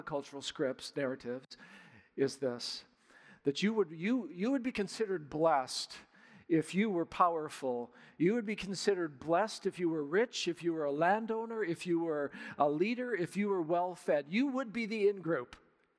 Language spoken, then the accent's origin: English; Surrey, British Columbia, Canada; moved away; This is home for me. I grew up in Surrey